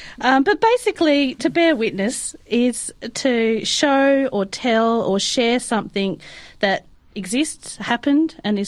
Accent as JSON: {"language": "English", "town": "Adelaide", "region": "South Australia", "country": "Australia", "tie": "born or raised there", "moved": "as an adult", "lives_now": "Port Sorell, Australia", "said": "this is where I lived and grew up."}